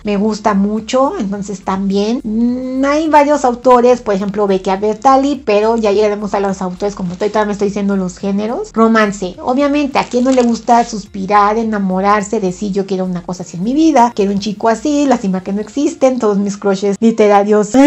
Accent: Mexico; soy de México

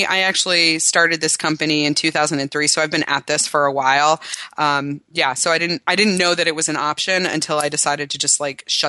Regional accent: Cincinnati, Ohio, United States; now in Austin, United States; Cincinnati, Ohio is my hometown, and I've been trying to build some business there because I have some personal ties

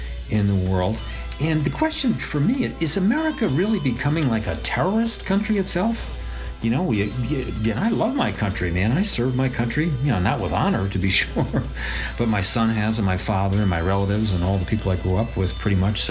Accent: New York City, New York, United States; where I grew up in Brooklyn

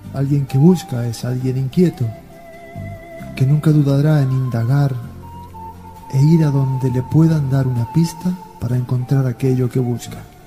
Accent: Argentina; moved away; also born or lived in Spain; Nací en Argentina, pero no soy argentino

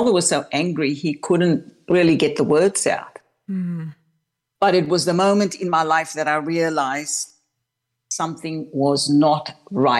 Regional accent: Cape Town, Western Cape, South Africa; I was born and raised in Cape Town, South Africa

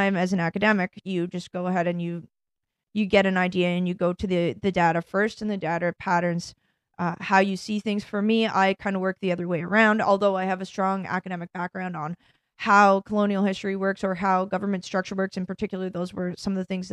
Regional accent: Canada; moved away as an adult; also born or lived in Ireland / England / France; now in United States; I live here now and I've been working in America energy since 2014. I'm Canadian.

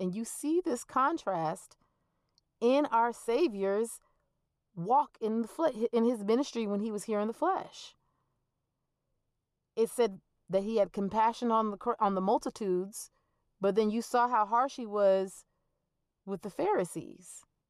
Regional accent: Georgia, United States; I spent a great portion of growing up in Georgia because that's where my dad retired.

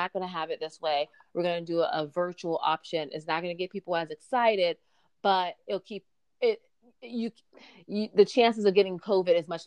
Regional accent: Jacksonville, Florida, United States; my hometown, Jacksonville, Florida

